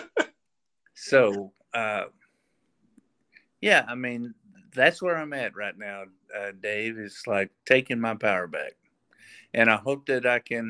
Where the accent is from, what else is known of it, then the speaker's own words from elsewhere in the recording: Paris, Texas, United States; I grew up in Paris, Texas